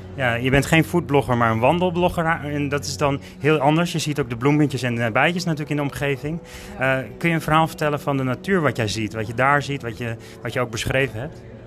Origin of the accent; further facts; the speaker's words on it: Alkmaar, North Holland, Netherlands; ik kom uit Alkmaar